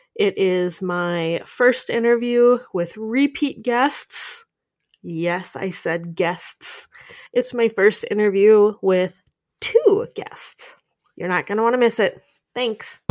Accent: Minnesota, United States; I'm from Minnesota.

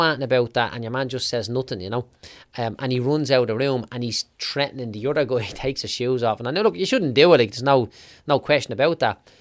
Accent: Clondalkin, Leinster, Ireland; I was growing up in Clondalkin

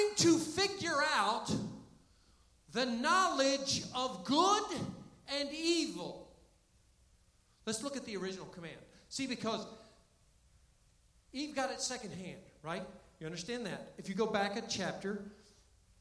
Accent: Florida, United States; now in Canton, United States; I grew up in Florida

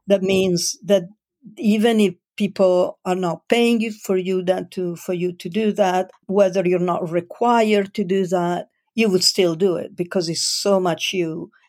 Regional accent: Italy; moved away as an adult; also born or lived in Milan / Switzerland / United Kingdom / France; I was born in Italy

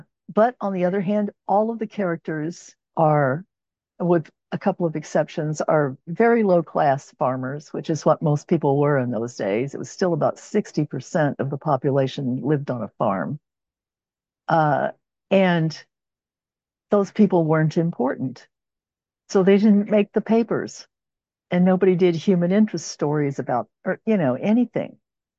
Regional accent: Los Angeles, California, United States; now in Oklahoma, United States; And I'm from Oklahoma, and I've lived here since 1960, I think, is when we moved here. Yeah. And from California, from Southern California. I was originally from

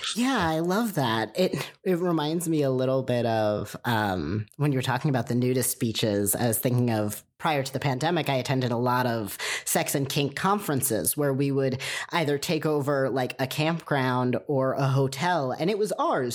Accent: United States; raised in America

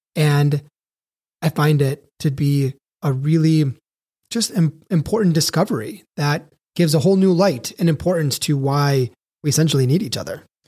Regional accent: Chicago, Illinois, United States; moved away as an adult; also born or lived in Elko, Nevada; I had to move from my hometown of Chicago, Illinois, population twelve million, to a place called Elko, Nevada

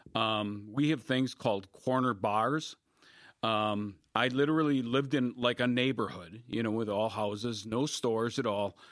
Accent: Wisconsin, United States; moved away as an adult; also born or lived in Palo Alto, California / Denver, Colorado; all of them within 60 miles of my hometown

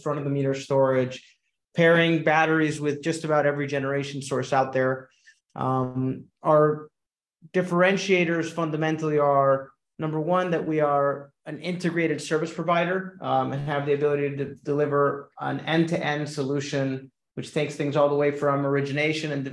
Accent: Caracas, Capital District, Venezuela; moved away; I'm originally from Caracas, Venezuela. So I'm naturally bilingual and bicultural

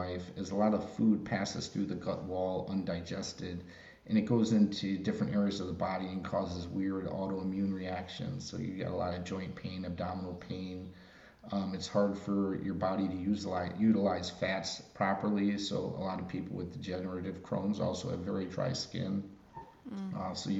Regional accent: Chicago, Illinois, United States; I grew up in Chicago.

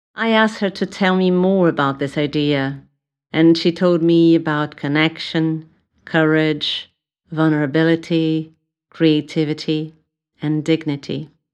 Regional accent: São Paulo, Brazil; English is a second language; moved away as an adult; now in London, United Kingdom; I was born in Brazil, in São Paulo

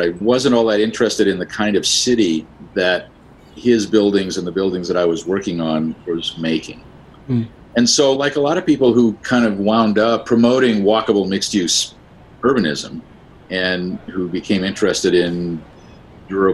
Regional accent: Southern California, United States; moved away as an adult; also born or lived in Midwest / New England / Boston / Virginia; we moved to California when I was six, I was a Cubs fan. And I remained a Cubs fan throughout my time in Southern California

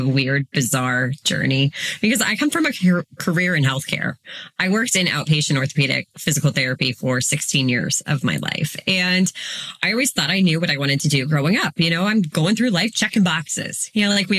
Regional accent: Northeast Ohio, United States; I am a mom from Northeast Ohio

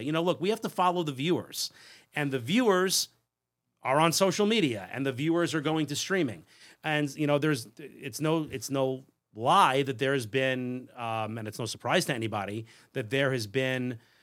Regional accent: Long Island, New York, United States; I grew up on Long Island, so regular suburban kid.

